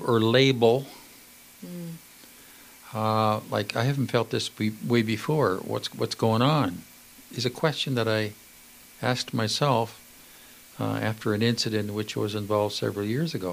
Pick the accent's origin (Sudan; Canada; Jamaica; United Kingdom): Canada